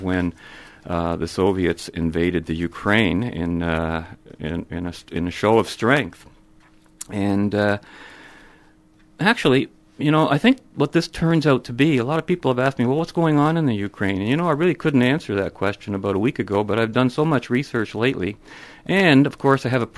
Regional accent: London, Ontario, Canada; born or raised there; also born or lived in Würzburg, Germany

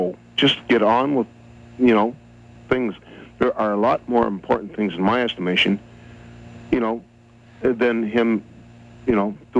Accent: Canada; now in London; I'm Canadian. I live in London.

